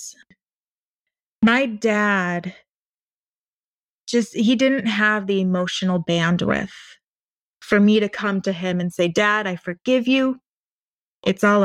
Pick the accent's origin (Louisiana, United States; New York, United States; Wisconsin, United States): Wisconsin, United States; I'm from Wisconsin